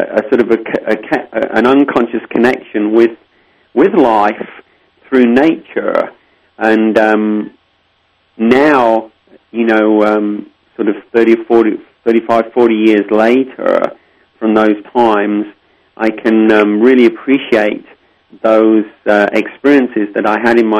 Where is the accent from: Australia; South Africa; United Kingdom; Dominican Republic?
United Kingdom; Lincolnshire, East Midlands; I was born and raised in Lincolnshire, England, the Shire of Lincoln